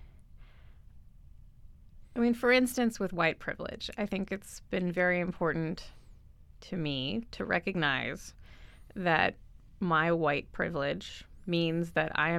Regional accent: United States; I grew up in the States

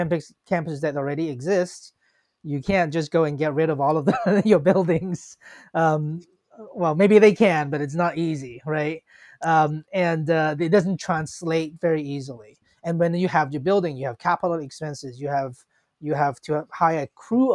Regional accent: Hong Kong; now in United States; when I was a kid, I grew up in Hong Kong

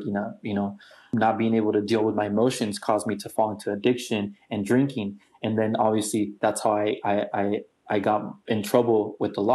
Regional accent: San Diego, California, United States; also born or lived in Tijuana, Mexico; born and raised in San Diego and Mexico, TJ, because I do have family in Mexico

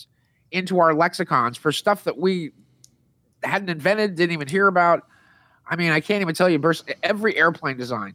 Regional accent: Hermosa Beach, California, United States; my hometown in Hermosa Beach

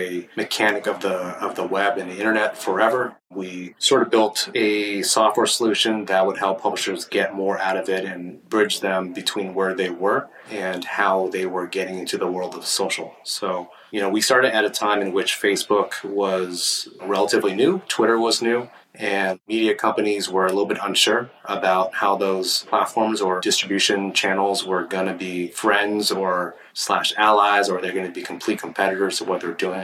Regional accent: Milpitas, California, United States; now in San Francisco, United States; I grew up about 50 miles south of here, so in a town called Milpitas, which is sort of sandwiched in between San Jose and Mountain View

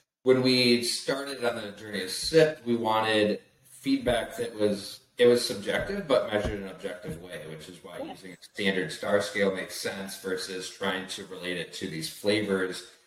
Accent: West Michigan, United States; I'm from the Midwest, West Michigan

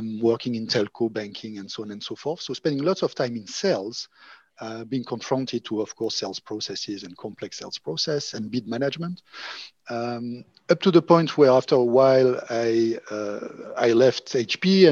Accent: Monaco; moved away; also born or lived in France / Oxford / Berlin; I'm originally from Monaco

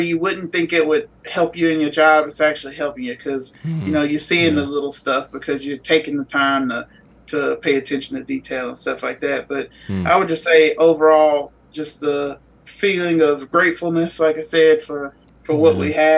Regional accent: Texas, United States; Back in my home state

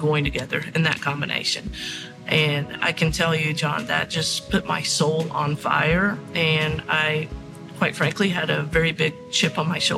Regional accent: Kentucky, United States; I'm originally from Kentucky, from mm-hmm. the Commonwealth of Kentucky

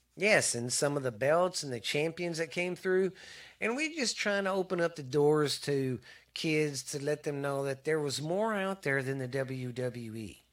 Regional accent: the South, United States; I'm from the South

